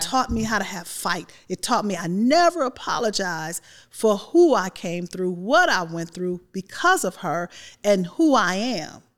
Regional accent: Chicago, Illinois, United States; Growing up in Chicago, you all know it get cold there.

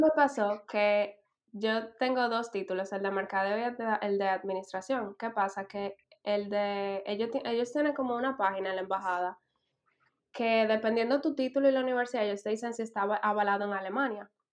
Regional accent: Dominican Republic; moved away as an adult; now in Berlin, Germany; yo vengo de República Dominicana

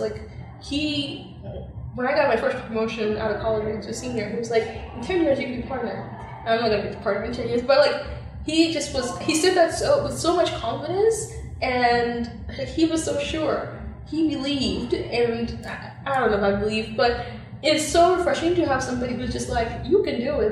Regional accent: Zambia; moved away; growing up in Zambia

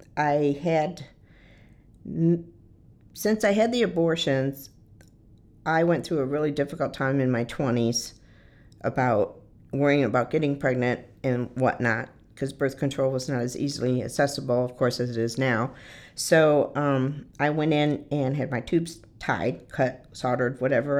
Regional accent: Detroit, Michigan, United States; moved away; I was born and raised in the Detroit area in Michigan

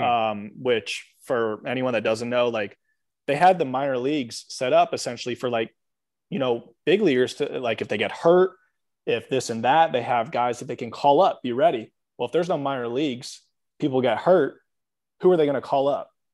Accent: Atlanta, Georgia, United States; I'm from Atlanta

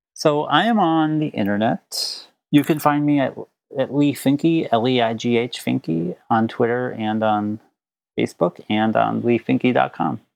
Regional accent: Minneapolis, Minnesota, United States; also born or lived in St. Paul, Minnesota; suburbs of minneapolis I was born in the early 80s. So where I lived, there was no such thing as like affirming churches.

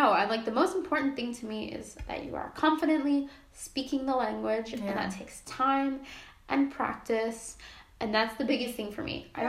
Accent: New York, United States; now in Poland; I'm prepared. I'm from New York.

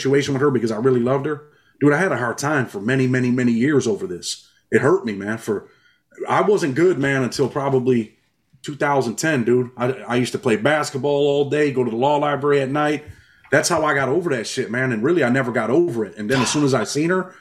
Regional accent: New York, United States; I'm from New York

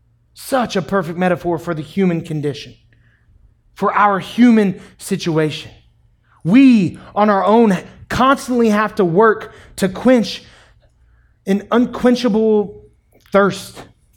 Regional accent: New York City, New York, United States; It's my water. I'm from New York City. Never mind.

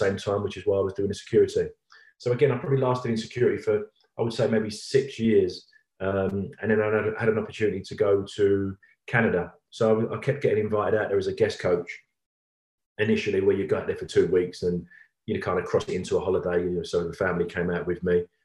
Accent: London, United Kingdom; growing up in East London

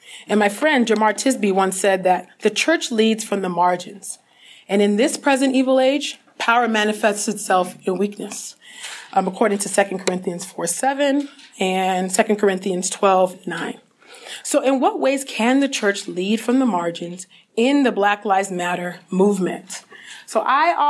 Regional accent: California, United States; my home state of California

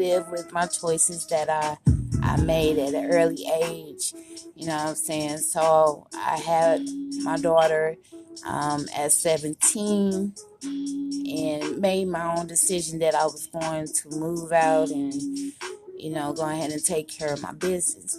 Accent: Kansas City, Kansas, United States; also born or lived in Tacoma, Washington; I was raised in Washington State, Tacoma. But I live here in Kansas City, Kansas most of my life.

